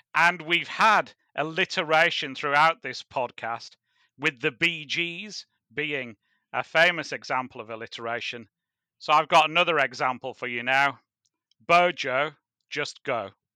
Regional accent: Hartlepool, North East England, United Kingdom; my hometown club is Hartlepool United

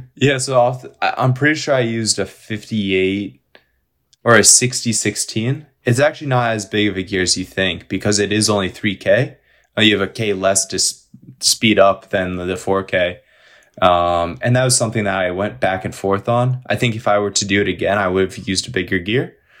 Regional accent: Western New York, United States; also born or lived in Minneapolis, Minnesota; I grew up in Pittsburgh, New York, in upstate, uh, Western New York.

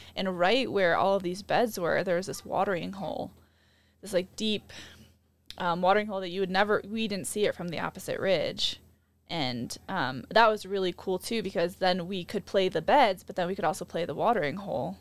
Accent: Midwest, United States; growing up in the Midwest

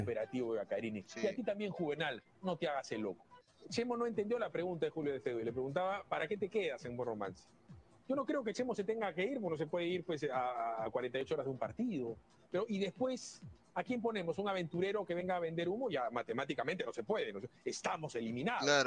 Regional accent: Peru; como yo, como cualquier peruano

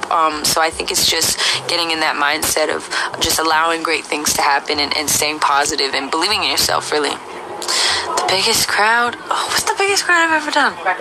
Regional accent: Bay Area, California, United States; my hometown, in the Bay Area

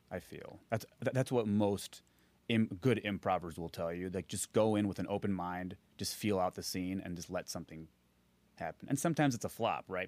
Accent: Naperville, Illinois, United States; I grew up in Naperville, Illinois

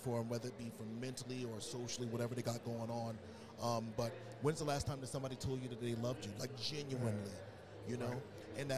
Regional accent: Southern United States, United States; growing up in the South, being African American, you know, a lot of those opportunities weren't out there for us

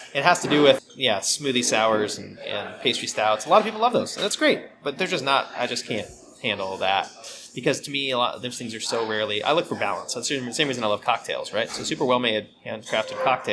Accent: West Coast, United States; I grew up on the West Coast, so I grew up with, you know, really clean and clear bitter IPAs

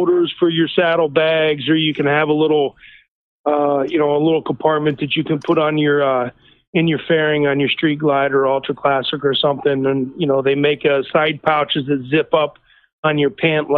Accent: Pennsylvania, United States; I'm from Pennsylvania

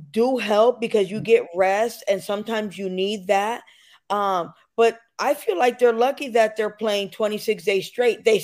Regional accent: Stratford, Connecticut, United States; I'm from Stratford, so right next to that.

